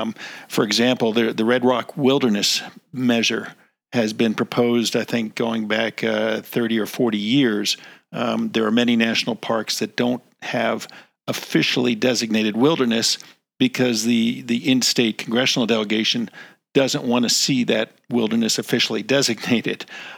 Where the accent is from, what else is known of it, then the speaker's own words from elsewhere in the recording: East Coast, United States; moved away; I grew up on the East Coast and long ago moved west